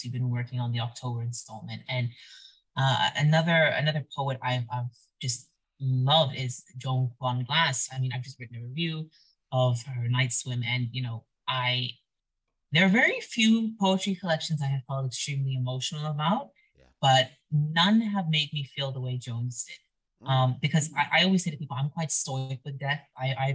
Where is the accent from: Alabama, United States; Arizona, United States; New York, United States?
Arizona, United States; moved away as an adult; I think I need to see my home state. I need to get back. I miss being in the Arizona air.